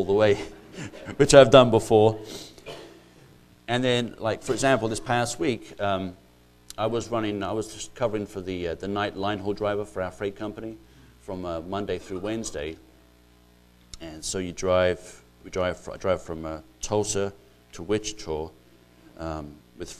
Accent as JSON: {"language": "English", "country": "Ireland", "moved": "as an adult", "lives_now": "United States", "said": "I'm not actually English, I'm actually Irish"}